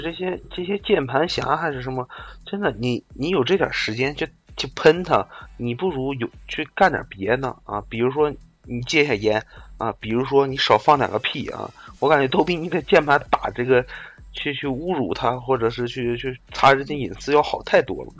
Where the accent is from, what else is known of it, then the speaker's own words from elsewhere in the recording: northern China, China; 我们北方也要保持一个传统